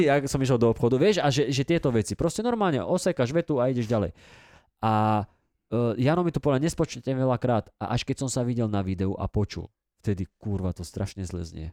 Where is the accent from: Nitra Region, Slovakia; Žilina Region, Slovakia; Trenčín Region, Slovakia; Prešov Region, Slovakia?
Trenčín Region, Slovakia; Dubnica nad Váhom; u nás v Dubnici